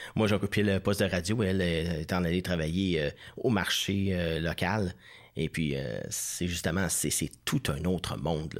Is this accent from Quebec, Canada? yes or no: yes; Saint-Constant, Quebec, Canada; moved away as an adult; also born or lived in La Prairie / Saint-Hubert / Natashquan; now in Outaouais, Canada; Je suis natif de Saint-Constant, petite ville